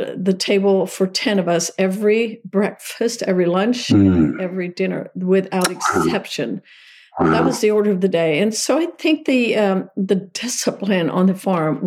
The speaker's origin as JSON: {"language": "English", "area": "Lancaster County", "region": "Pennsylvania", "country": "United States", "tie": "born or raised there", "said": "So I started out as a little Amish girl. Mom and Dad were horse and buggy Amish, and in Lancaster County, Pennsylvania. It's where it all started for me."}